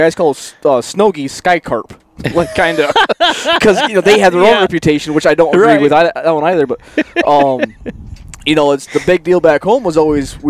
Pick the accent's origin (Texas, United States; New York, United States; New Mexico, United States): New York, United States; northern; now in Arizona, United States; so I'm not from Arizona. I grew up in northern New York.